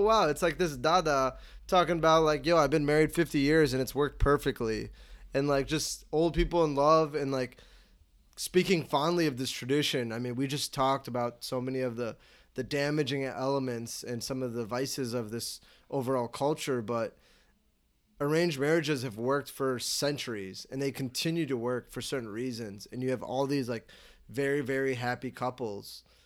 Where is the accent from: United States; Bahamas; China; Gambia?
United States; Chicago, Illinois; I'm from Chicago